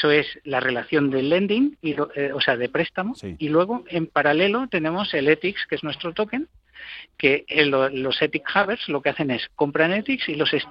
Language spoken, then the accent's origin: Spanish; Mexico; also born or lived in Spain; pues yo como mexicano como español puedo ejercer tengo una ventaja no de poder ejercer de puente entre estos dos mundos